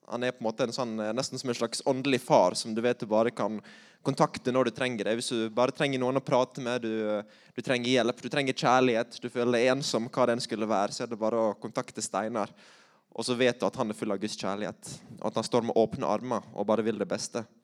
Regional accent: Møre og Romsdal, Norway; accent: Sunnmøre; Eh, så jeg tror jeg holder meg til sunnmørsk.

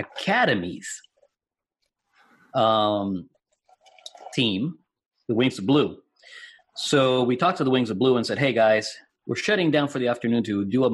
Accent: Puerto Rico; English is a second language; moved away; my hometown in Puerto Rico

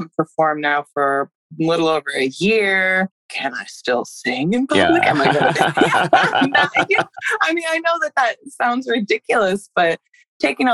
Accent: Woodstock, New York, United States; I grew up in Woodstock, super liberal area.

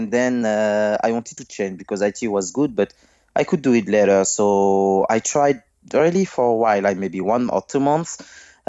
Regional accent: Villepinte, Île-de-France, France; English is a second language; also born or lived in Guadeloupe / Martinique; I've been born from maybe near from Paris. This is a little city named Villepinte. This is really near from Paris. I've born there.

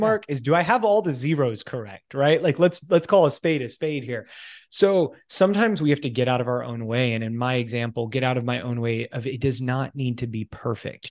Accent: United States; moved away as an adult; also born or lived in United Kingdom / Italy; now in Canada; I'm American, I'm currently living in Canada

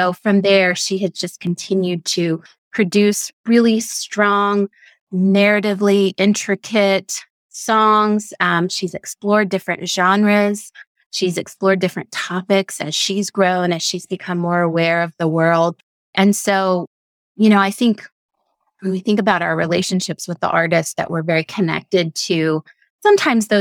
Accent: Texas, United States; I grew up in Texas

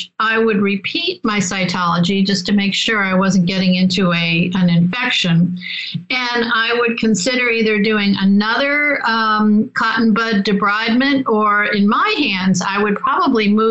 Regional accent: Rochester, New York, United States; I'm from Rochester, New York

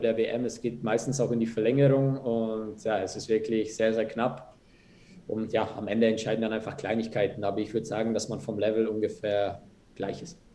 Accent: Germany; moved away as an adult; also born or lived in Munich; now in Bern, Switzerland; wir als Deutsche

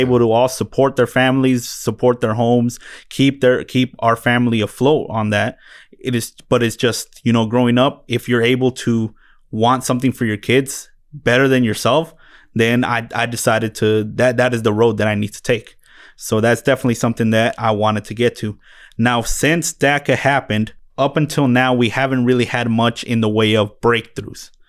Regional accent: Phoenix, Arizona, United States; also born or lived in Mexico; grew up in, uh, West Valley of Phoenix, brought here from Mexico by the time I was eight months old

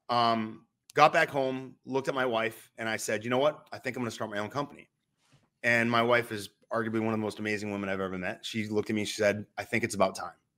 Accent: New Hampshire, United States; I'm from New Hampshire

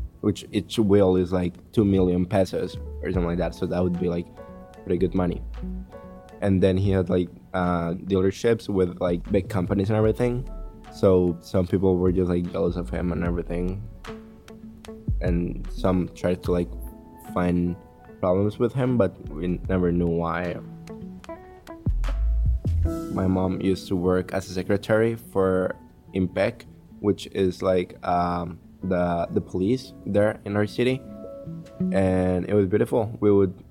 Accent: Colombia; English is a second language; now in East Boston, United States

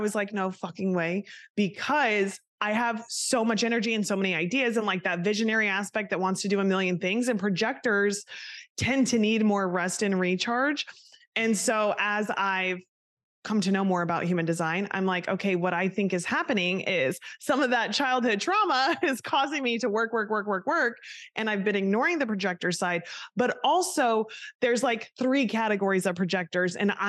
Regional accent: Kansas, United States; now in New Jersey, United States; I'm from Kansas originally.

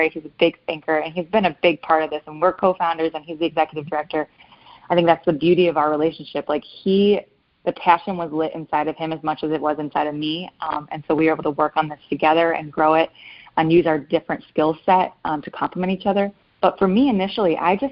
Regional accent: Michigan, United States; now in Fort Campbell, United States; My family's from Michigan, and there was a course in my hometown

